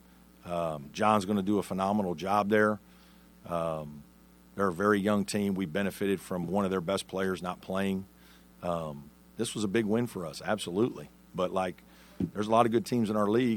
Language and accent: English; Evansville, Indiana, United States; moved away; I'm obviously from Evansville, Indiana, right? Grew up the son of a high school coach